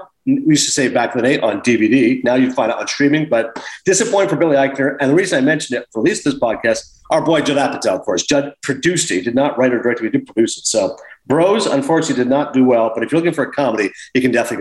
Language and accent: English; Toronto, Ontario, Canada; born or raised there